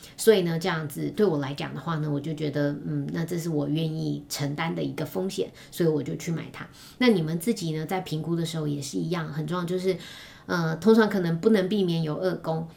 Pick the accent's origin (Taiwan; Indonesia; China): Taiwan; 我们一个台湾人